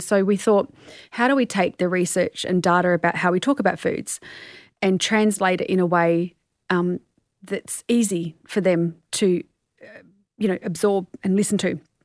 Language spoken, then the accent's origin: English; Australia